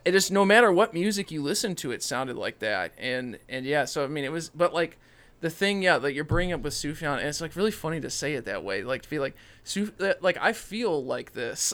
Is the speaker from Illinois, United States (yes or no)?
yes; Illinois, United States; I'm from Illinois